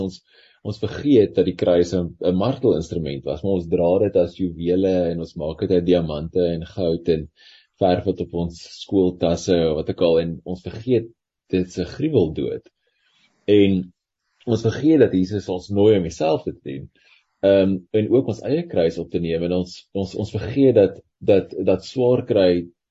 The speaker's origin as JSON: {"language": "Afrikaans", "country": "South Africa"}